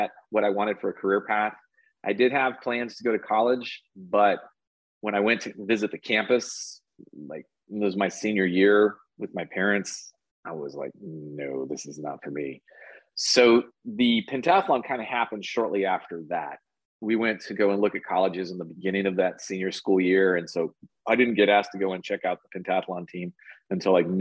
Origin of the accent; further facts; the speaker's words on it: Texas, United States; Born and raised here in Texas